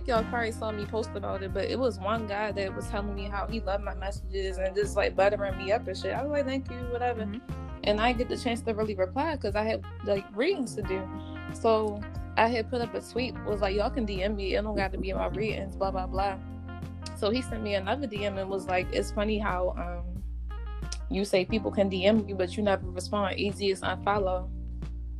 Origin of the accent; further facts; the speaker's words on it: Baltimore, Maryland, United States; I'm from Baltimore